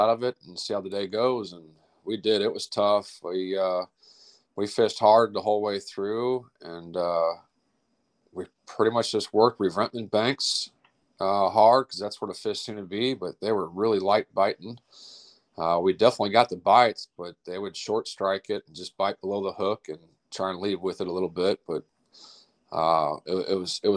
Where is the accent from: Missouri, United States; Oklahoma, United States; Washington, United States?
Missouri, United States; St. Louis; I'm from St. Louis, Missouri, out of South County, Oakville to be specific